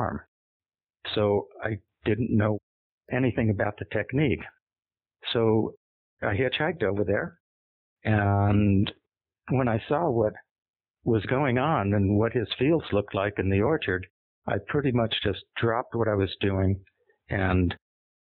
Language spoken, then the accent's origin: English; Los Angeles, California, United States; moved away as an adult; I grew up in Los Angeles in the city